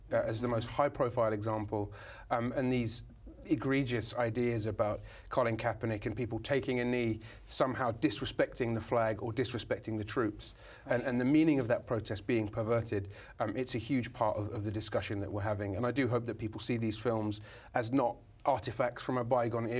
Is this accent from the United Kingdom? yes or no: yes; United Kingdom; now in Brooklyn, United States; being a Brit, you know, being back home in the UK